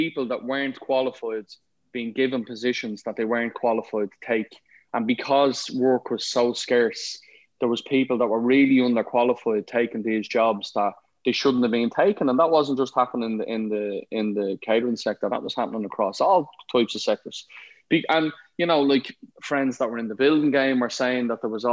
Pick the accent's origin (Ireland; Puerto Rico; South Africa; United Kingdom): Ireland; I ended up being the exec chef in a 5-star hotel in my hometown